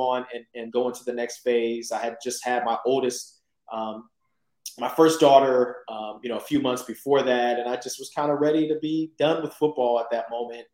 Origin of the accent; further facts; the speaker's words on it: Columbus, Ohio, United States; I'm from Columbus, Ohio